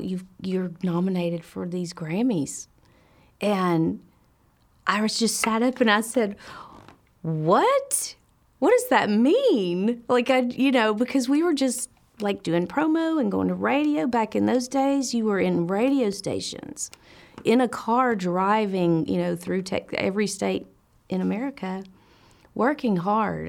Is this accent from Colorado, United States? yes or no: no; Nashville, Tennessee, United States; moved away as an adult; now in California, United States; I was born in Nashville, Tennessee, and I've been in California for 18 years.